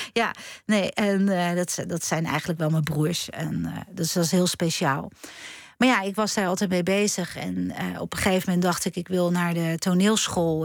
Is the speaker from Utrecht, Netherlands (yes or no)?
no; Schiedam, South Holland, Netherlands; kom ik uit Schiedam